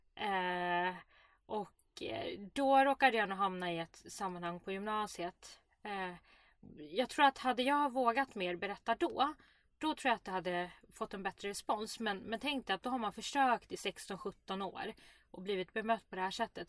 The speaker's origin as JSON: {"language": "Swedish", "country": "Sweden", "tie": "born or raised there", "said": "Jag är ändå uppvuxen i Sverige, ett öppet samhälle"}